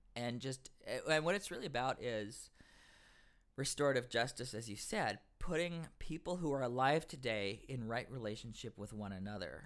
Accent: the South, United States; I'm from the South as well

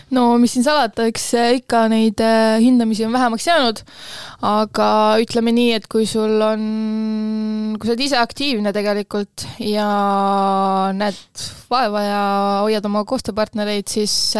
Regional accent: Kose, Harju County, Estonia; ise olen äh, Kosalõõgust pärit

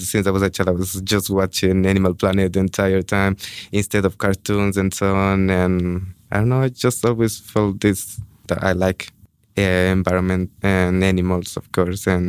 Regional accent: Ecuador; moved away as an adult; now in Budapest, Hungary; I'm from Ecuador

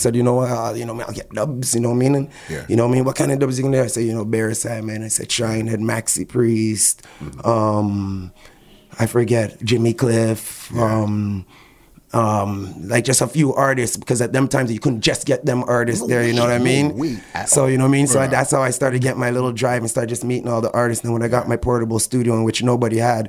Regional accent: Toronto, Ontario, Canada; also born or lived in Jamaica; my parents are from Jamaica. I'm born in North York as a Canadian.

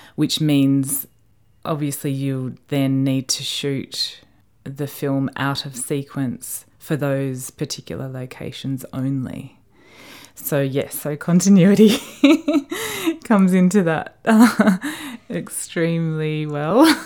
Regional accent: Australia; moved away as an adult; being Australian

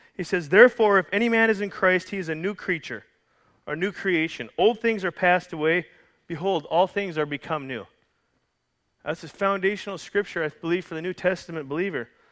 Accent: Calgary, Alberta, Canada; from Calgary, Alberta, Canada.

